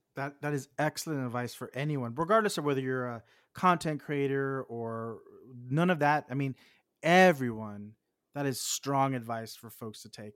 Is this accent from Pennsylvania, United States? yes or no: no; Texas, United States; I'm from Texas